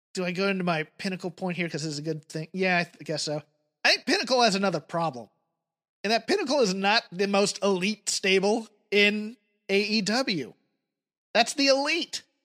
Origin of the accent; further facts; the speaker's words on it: United Kingdom; now in United States; as a Brit